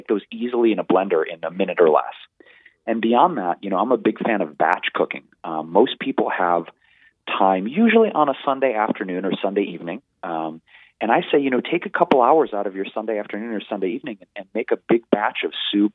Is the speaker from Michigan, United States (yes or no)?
yes; Detroit, Michigan, United States; In the 90s, growing up in Detroit, Michigan, it was a little hard